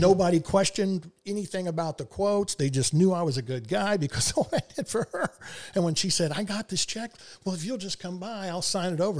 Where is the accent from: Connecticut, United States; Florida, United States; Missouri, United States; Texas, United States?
Texas, United States; Houston; I was from Houston